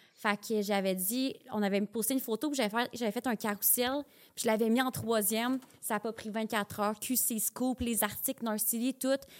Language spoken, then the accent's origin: French; Sherbrooke, Quebec, Canada; moved away as an adult; now in Montreal, Canada; Je viens de Sherbrooke.